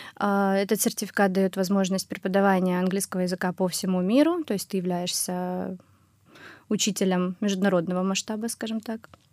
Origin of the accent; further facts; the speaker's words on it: Russia; first language Russian; also born or lived in Germany; я вернулась в Россию, когда мне исполнилось 9 лет